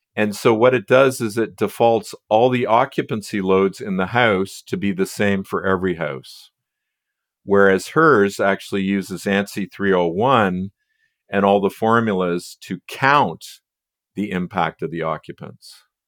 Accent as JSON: {"language": "English", "country": "United States", "moved": "yes", "lives_now": "Canada", "said": "I'm really an American living in Canada"}